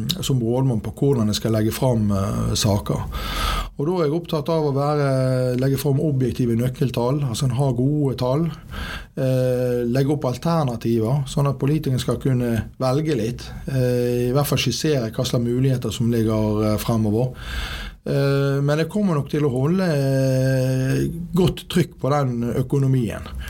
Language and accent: Norwegian; Bergen, Vestland, Norway; Født og oppvokst på Landås